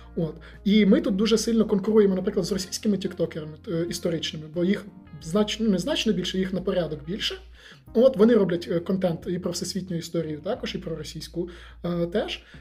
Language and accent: Ukrainian; Volyn Oblast, Ukraine; Я сам з Волині